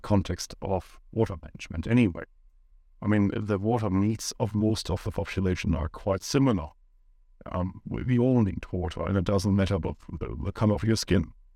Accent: Germany; moved away as an adult; now in New Zealand; I grew up in Germany

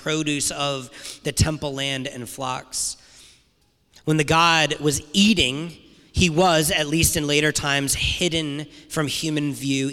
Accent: Rhode Island, United States; I've been growing up in Rhode Island.

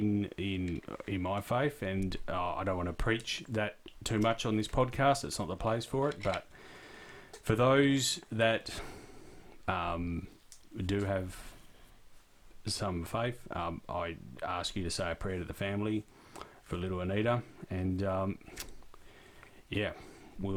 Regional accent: Perth, Western Australia, Australia; We're from Perth.

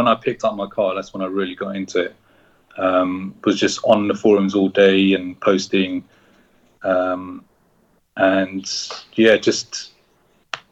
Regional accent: London, United Kingdom; I was born and bred in London. West London. So I've always been in London.

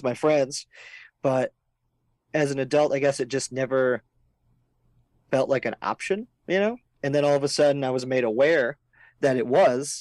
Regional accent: Fargo, North Dakota, United States; moved away as an adult; also born or lived in Moorhead, Minnesota; now in Los Angeles, United States; I'm originally from Fargo, North Dakota

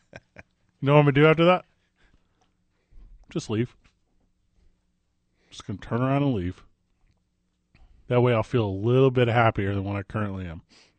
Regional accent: East St. Louis, Illinois, United States; now in Albuquerque, United States; I grew up in Illinois. I grew up in East St. Louis, which is like the literal like armpit of America.

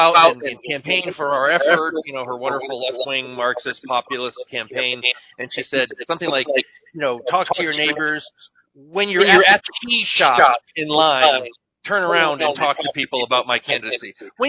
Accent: New England, United States; now in New Mexico, United States; coming from New England, I've encountered Elizabeth Warren quite a lot.

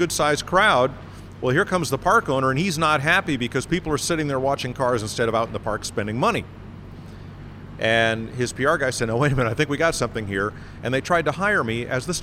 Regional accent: north of Hartford, central Connecticut, United States; the Mercury dealer next to my hometown in central Connecticut, north of Hartford

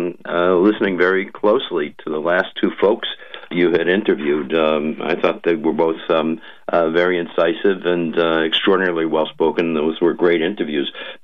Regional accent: Green Bay, Wisconsin, United States; now in Long Island, United States; my hometown team from where I grew up, the Green Bay Packers.

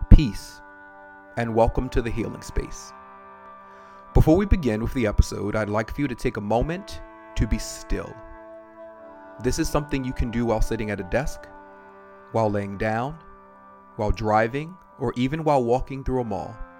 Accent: Maryland, United States; now in Atlanta, United States; I live in Atlanta now, but I am originally from Maryland.

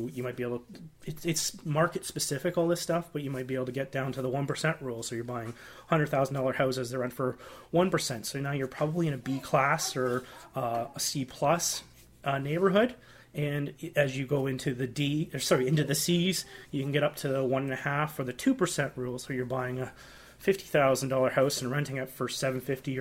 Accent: Canada; as a Canadian real estate investor

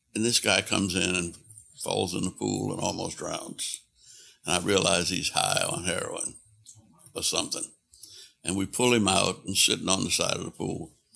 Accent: New Orleans, Louisiana, United States; I was born in New Orleans, in the middle of a block in a poor, working class neighborhood

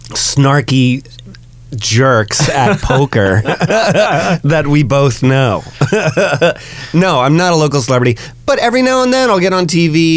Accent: Massachusetts, United States; I'm from Massachusetts. Go Patriots.

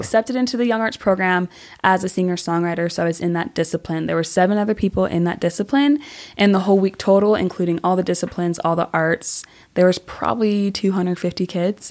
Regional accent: Orem, Utah, United States; born or raised there; also born or lived in American Fork, Utah / Asia

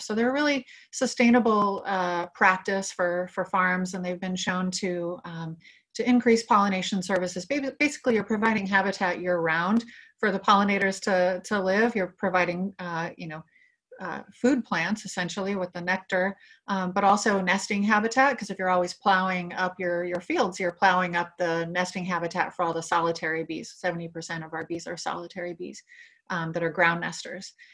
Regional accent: Lompoc, California, United States; I grew up in Lompoc, which is in northern Santa Barbara County, a kind of rural community.

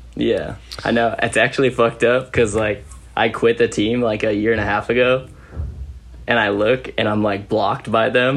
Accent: Modesto, California, United States; I grew up in Modesto, California

